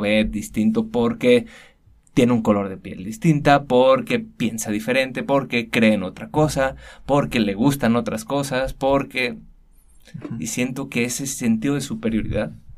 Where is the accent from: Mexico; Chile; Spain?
Mexico; Guadalajara, Jalisco; soy tapatío. Nací, crecí, todo aquí en Guadalajara.